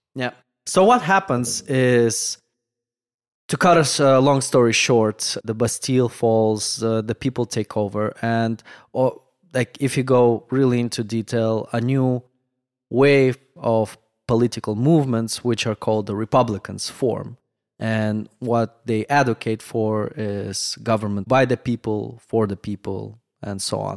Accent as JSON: {"language": "English", "country": "Moldova", "tie": "born or raised there", "first_language": "Russian, Romanian", "second_language": "English", "moved": "yes", "said": "Growing up in Moldova"}